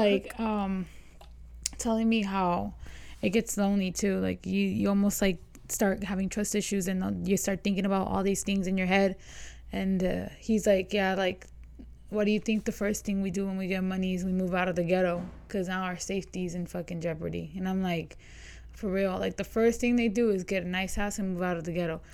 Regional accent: Las Vegas, Nevada, United States; I remember growing up on the East Side

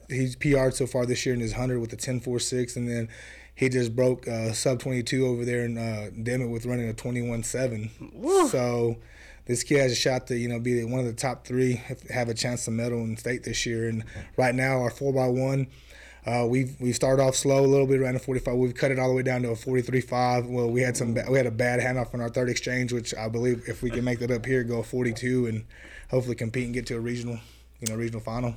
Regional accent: Florida, United States; moved away as an adult; now in Brownfield, United States; I did a year in Florida at my hometown

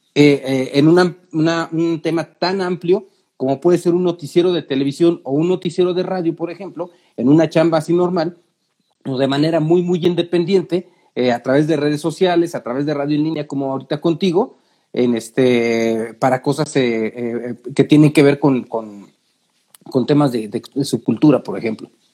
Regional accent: Mexico City, Mexico; yo soy de la Ciudad de México

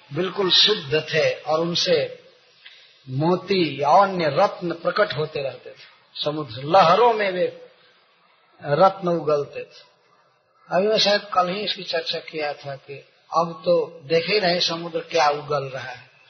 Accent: India; हमारे गांव से बनारस लगभग पड़ता है नब्बे किलोमीटर होगा

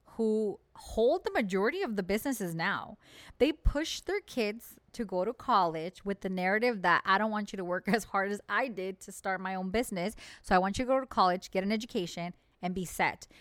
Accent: United States; we, as the American people

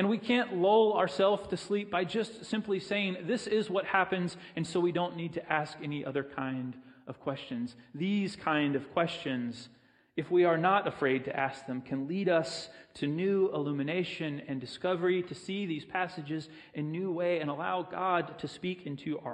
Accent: Pensacola, Florida, United States; I grew up in Pensacola

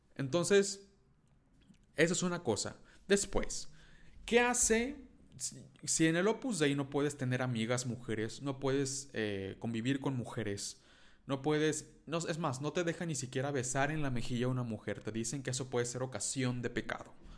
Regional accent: Mexico; first language Spanish; soy mexicano

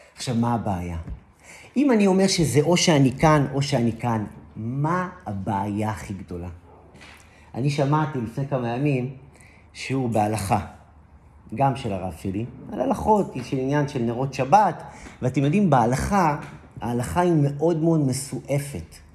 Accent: Israel; אני גדלתי, גדלתי באזורים של מושבים

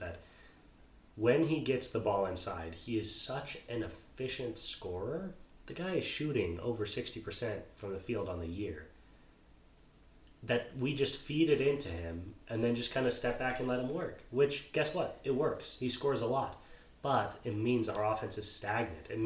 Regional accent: Arizona, United States; I was born in Arizona.

